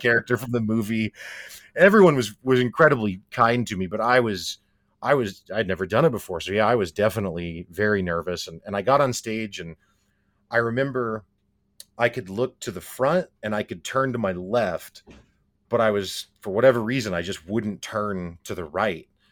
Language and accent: English; Springfield, Missouri, United States; I'm from Springfield, Missouri.